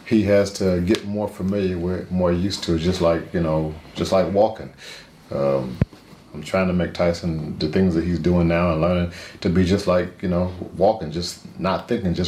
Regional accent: Detroit, Michigan, United States; I'm from Detroit.

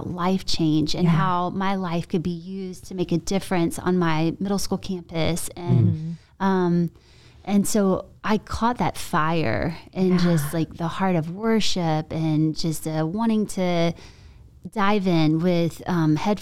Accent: Columbia, South Carolina, United States; also born or lived in Charleston, South Carolina; I grew up in South Carolina. Okay. And Columbia

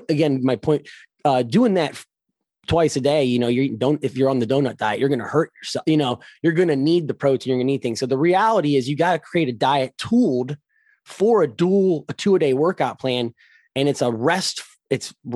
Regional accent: Ohio, United States; I'm from Ohio. So our weather is actually some of the worst in the United States

